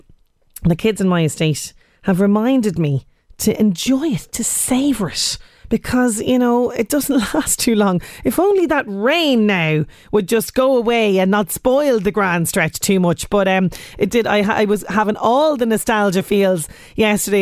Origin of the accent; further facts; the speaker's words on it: Ireland; as we Irish love to say, the grand stretch in the evening